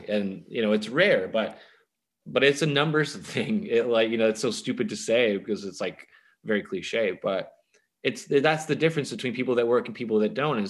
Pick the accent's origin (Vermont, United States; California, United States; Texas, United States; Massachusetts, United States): Texas, United States; Richardson; born or raised there